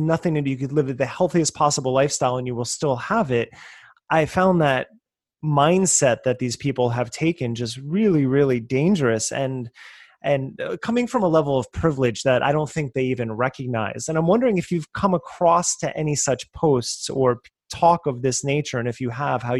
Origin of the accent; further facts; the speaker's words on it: New Jersey, United States; moved away as an adult; also born or lived in New York; I grew up on the East Coast in New Jersey. I lived in New York for a long time, but I've been out here 9 years